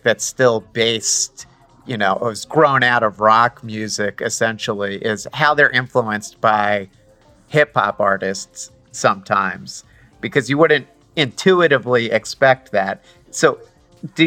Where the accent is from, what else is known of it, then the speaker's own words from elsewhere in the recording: New York City, New York, United States; I'm originally from Staten Island too